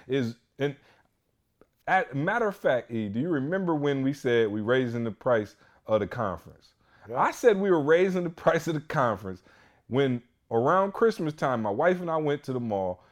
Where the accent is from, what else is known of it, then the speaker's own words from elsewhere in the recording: Michigan, United States; we're from Michigan